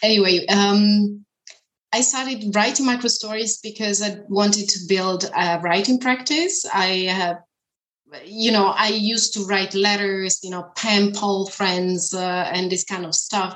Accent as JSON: {"language": "English", "country": "Italy", "also_born_or_lived": "China / Germany", "first_language": "Italian", "second_language": "English", "moved": "as an adult", "lives_now": "Berlin, Germany", "said": "I am from Italy, actually, living in Germany"}